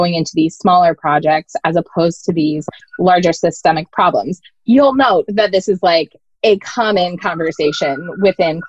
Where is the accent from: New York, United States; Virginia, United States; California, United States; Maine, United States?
Maine, United States; moved away as an adult; also born or lived in New Orleans; I grew up in Maine, so very, very into the environment here